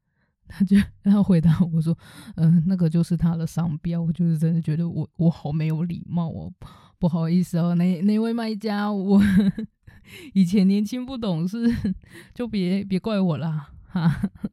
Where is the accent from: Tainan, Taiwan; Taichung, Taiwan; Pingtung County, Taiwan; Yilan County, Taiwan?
Taichung, Taiwan; 因为其实我是台中人